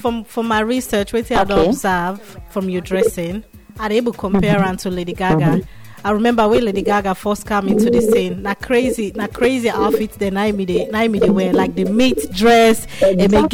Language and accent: English; Nigeria; accent: Nigerian; my Nigerian accent